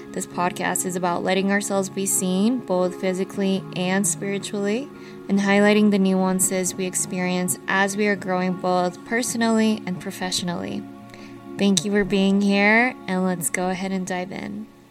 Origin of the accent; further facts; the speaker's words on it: Utah, United States; growing up in Utah